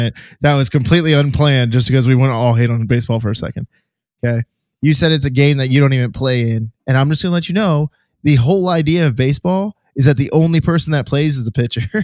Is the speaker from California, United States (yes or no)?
no; Florida, United States; my hometown teams, the Heat and or, well, the Heat primarily and the Magic